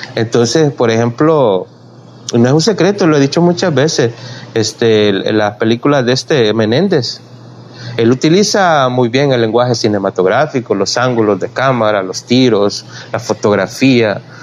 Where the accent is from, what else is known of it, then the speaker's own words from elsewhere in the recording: El Salvador; soy salvadoreño, tengo que hablar solo de mi ambiente San Salvador